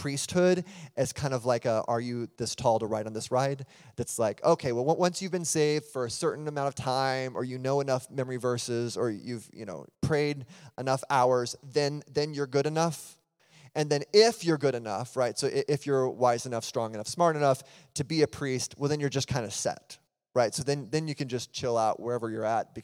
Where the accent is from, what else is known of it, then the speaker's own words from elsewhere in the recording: United States; I'm American